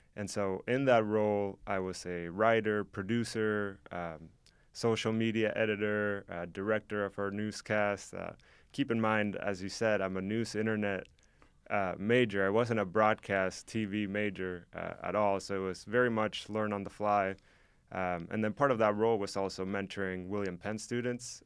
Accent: Mexico; now in Oskaloosa, United States; I am from Mexico, so I grew up with soccer

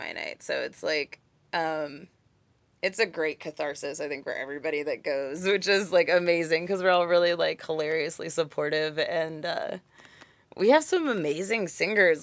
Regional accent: Kansas City, Kansas, United States; also born or lived in Santa Barbara, California / Albuquerque, New Mexico / Prairie Village, Kansas / Leawood, Kansas; We moved here when I was, like, a month from turning seven

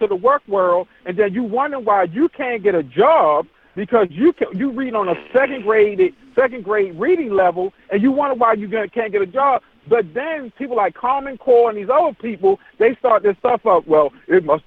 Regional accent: New York City, New York, United States; I came from the hood. We grew up in Hamel with a housing project in Queens, New York

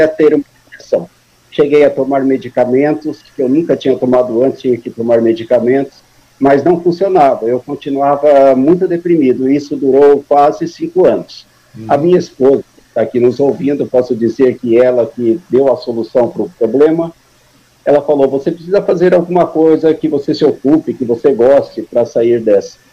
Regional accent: São Paulo, Brazil; moved away as an adult; also born or lived in Paraná; now in Suzano, Brazil; vim para São Paulo muito criança, me criei em São Paulo, me considero paulistano

